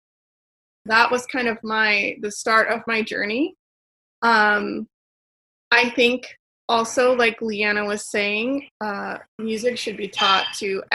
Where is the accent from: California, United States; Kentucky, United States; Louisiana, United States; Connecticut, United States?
California, United States; Stockton; I grew up in Stockton near Sacramento